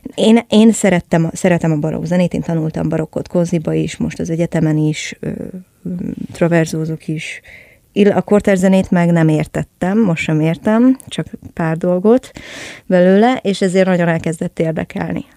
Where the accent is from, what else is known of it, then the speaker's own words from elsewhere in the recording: Budapest, Hungary; én a 17. kerületből származom egyébként, ami messze van.